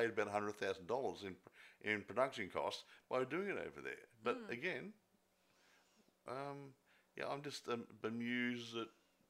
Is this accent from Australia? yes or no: yes; Australia